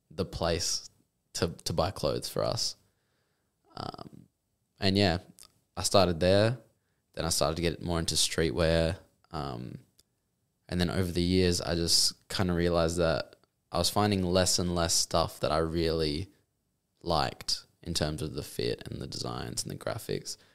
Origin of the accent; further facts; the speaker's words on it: Mandurah, Western Australia, Australia; Okay, so I'm I'm from Mandurah originally